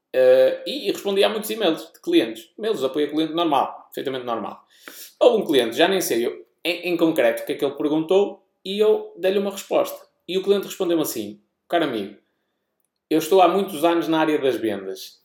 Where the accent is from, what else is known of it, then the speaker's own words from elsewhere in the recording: Portugal; accent: European Portuguese; o nosso sotaque